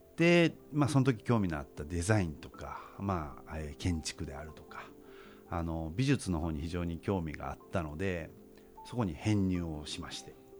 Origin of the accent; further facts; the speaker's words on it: United States; moved away as an adult; now in Japan; もうアメリカで育ったので